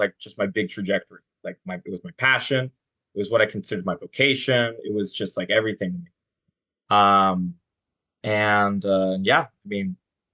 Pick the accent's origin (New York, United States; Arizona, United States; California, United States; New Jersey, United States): California, United States; Carlsbad; I'm from Carlsbad. Grew up cradle Catholic. Southern California, beautiful sunshine